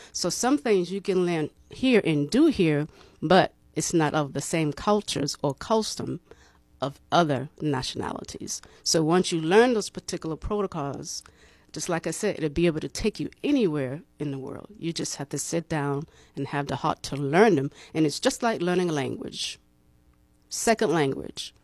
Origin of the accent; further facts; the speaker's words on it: Boston, Massachusetts, United States; also born or lived in Cleveland, Ohio; now in Tallahassee, United States; I am from Boston, Massachusetts.